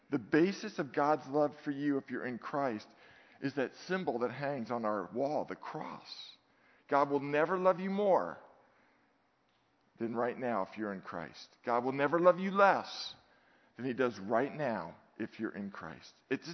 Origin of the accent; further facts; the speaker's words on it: Redwood City, California, United States; I'm from Redwood City